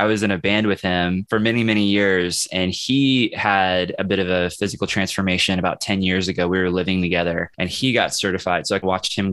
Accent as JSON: {"language": "English", "town": "Kansas City", "country": "United States", "moved": "as an adult", "lives_now": "Lawrence, United States", "said": "I'm from Kansas City, but I'm living in Lawrence."}